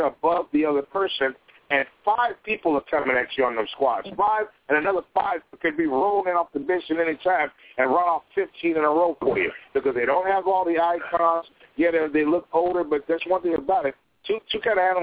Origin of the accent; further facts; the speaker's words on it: Chicago, Illinois, United States; my hometown